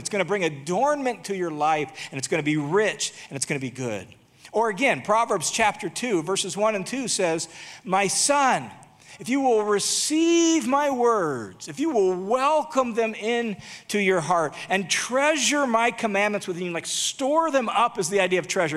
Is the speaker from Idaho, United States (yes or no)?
yes; Boise, Idaho, United States; my hometown of Boise, Idaho